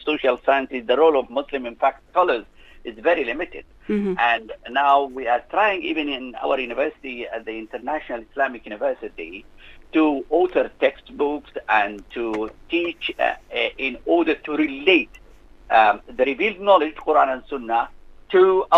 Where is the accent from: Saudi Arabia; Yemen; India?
Yemen; moved away as an adult; also born or lived in Glasgow, United Kingdom / Stirling, United Kingdom / United States; I was brought up in Yemen